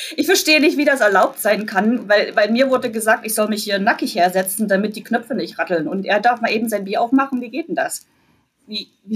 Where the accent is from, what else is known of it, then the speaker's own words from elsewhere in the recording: Jena, Thuringia, Germany; moved away as an adult; also born or lived in Mülheim an der Ruhr, Germany; now in Cleveland, United States; ich komme aus Jena in Thüringen